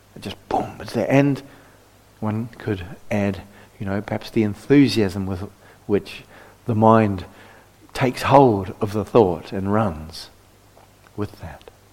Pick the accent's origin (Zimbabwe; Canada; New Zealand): New Zealand; moved away; I come from New Zealand